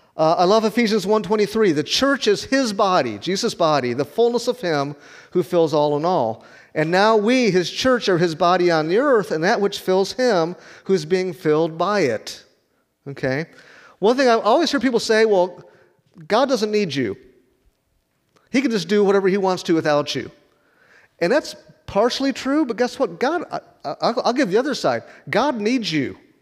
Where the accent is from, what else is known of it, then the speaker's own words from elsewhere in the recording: Rockford, Illinois, United States; moved away as an adult; also born or lived in Chattanooga, Tennessee; now in Wichita, United States; It's called the Forest City, where I grew up in Rockford.